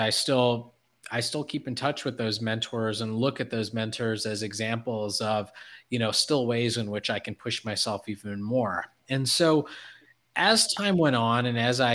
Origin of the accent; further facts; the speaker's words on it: Detroit, Michigan, United States; I was from Detroit